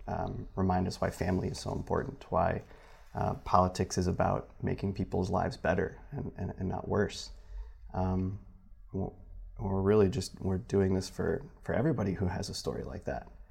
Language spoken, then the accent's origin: English; Michigan, United States; now in South Bend, United States; back home at, in Michigan.